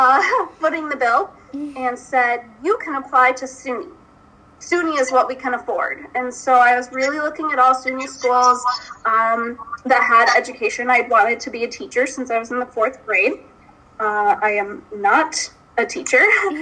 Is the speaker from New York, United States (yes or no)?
yes; Binghamton, New York, United States; I'm from Binghamton, so Binghamton was in our backyard.